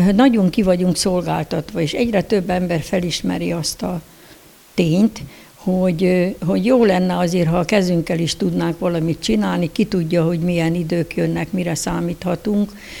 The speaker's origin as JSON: {"language": "Hungarian", "town": "Decs", "region": "Tolna", "country": "Hungary", "tie": "born or raised there", "said": "Decsen, igen, Decsen születtem"}